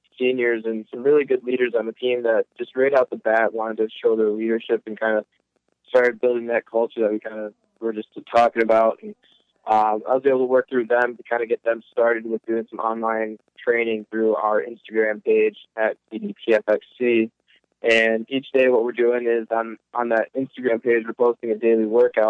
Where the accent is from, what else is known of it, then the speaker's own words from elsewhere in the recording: Illinois, United States; moved away as an adult; also born or lived in Woodstock, Illinois / Dubuque, Iowa; now in Sun Prairie, United States; I'm originally from Illinois